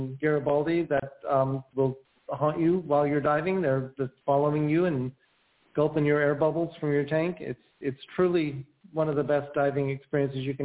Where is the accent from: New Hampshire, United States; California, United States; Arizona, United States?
California, United States; Avalon; born or raised there